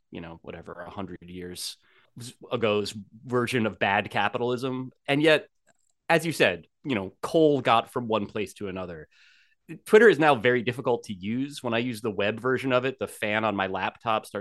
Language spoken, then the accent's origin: English; New Jersey, United States; as I grew up in New Jersey